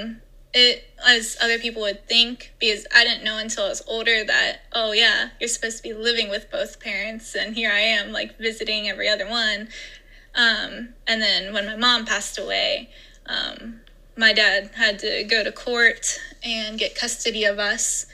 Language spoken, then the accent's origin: English; Ohio, United States; also born or lived in Indiana; I grew up in Ohio and partially Indiana as well